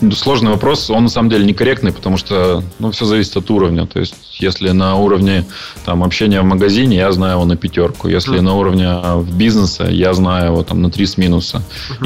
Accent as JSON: {"language": "Russian", "town": "Yekaterinburg", "region": "Sverdlovsk Oblast", "country": "Russia", "tie": "born or raised there", "moved": "as an adult", "lives_now": "China", "said": "я родился и вырос в Екатеринбурге"}